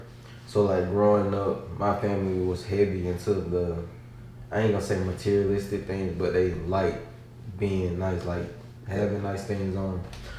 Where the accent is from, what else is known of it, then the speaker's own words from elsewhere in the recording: Albany, Georgia, United States; I'm from Albany, Georgia.